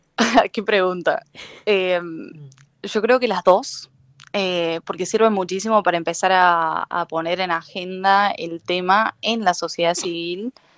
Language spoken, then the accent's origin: Spanish; Argentina